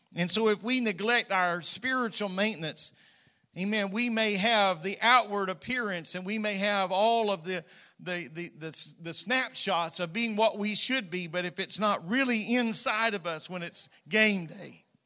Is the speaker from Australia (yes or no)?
no; United States